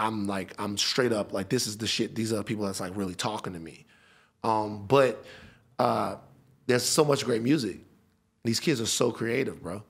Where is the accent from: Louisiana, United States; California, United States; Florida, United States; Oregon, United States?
Louisiana, United States; Baton Rouge; I'm from Baton Rouge